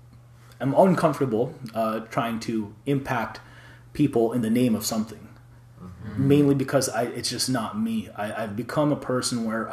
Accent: Atlanta, Georgia, United States; I grew up in Atlanta, Georgia, in the South

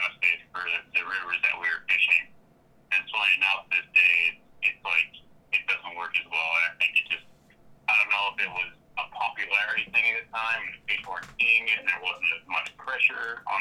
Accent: Pennsylvania, United States; moved away as an adult; also born or lived in Colorado; I grew up in Pennsylvania

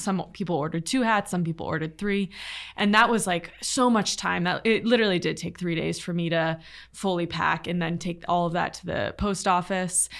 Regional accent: Little Compton, Rhode Island, United States; moved away; also born or lived in Los Angeles; I'm from a really small beach town called Little Compton

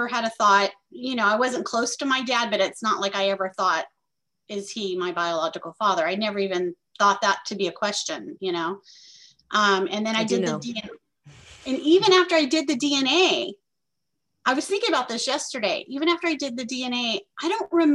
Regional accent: Tulare, California, United States; also born or lived in Florida; now in Martinez, United States; I was born in Florida, but I grew up in California in the Central Valley

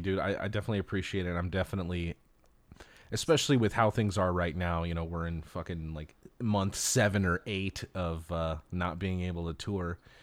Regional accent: Los Angeles, California, United States; growing up in Los Angeles, you know, I was born and raised here

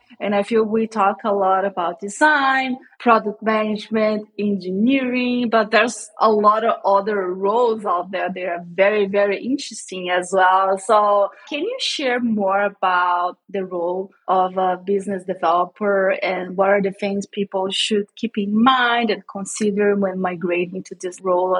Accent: Brazil; moved away as an adult; I grew up in Brazil. I live in Brazil most of my life.

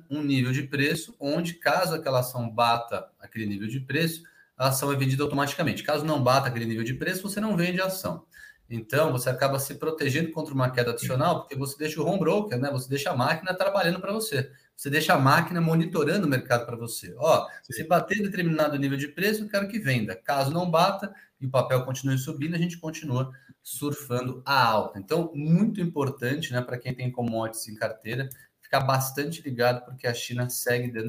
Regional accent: Rio de Janeiro, Brazil; mas eu sou do Rio, Léo.

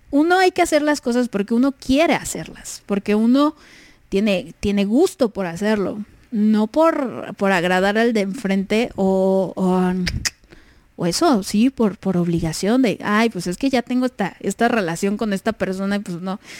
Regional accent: Puerto Rico; now in United States; y pues yo soy de Puerto Rico, pero vivo en Estados Unidos.

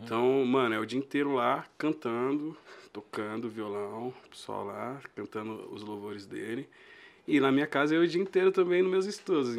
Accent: São Paulo, Brazil; Nasci e cresci ali na Braz da Rocha e Belisário

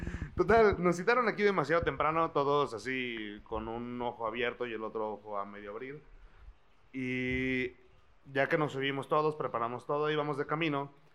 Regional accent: Mexico; nosotros, como mexicanos, guerreros azteca

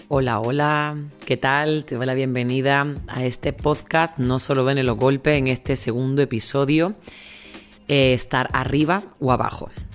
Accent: Spain; moved away; also born or lived in El Salvador; tengo el pasaporte europeo, soy española, soy europea

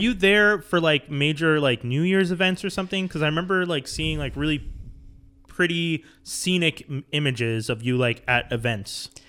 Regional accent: Montreal, Quebec, Canada; growing up in Montreal

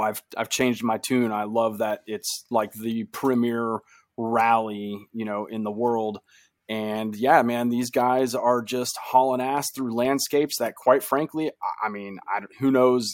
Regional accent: United States; we're two American guys

